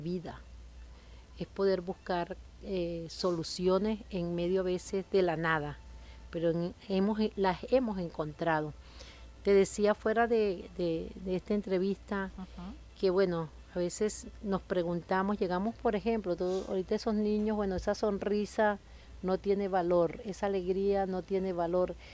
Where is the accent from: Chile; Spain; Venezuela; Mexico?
Venezuela; Nuestro gentilicio como venezolano.